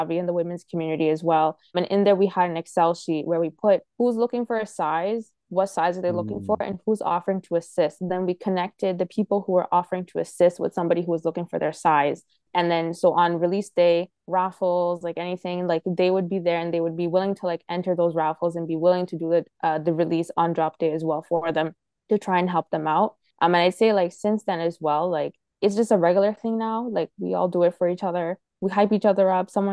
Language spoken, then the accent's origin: English; Toronto, Ontario, Canada; as a Canadian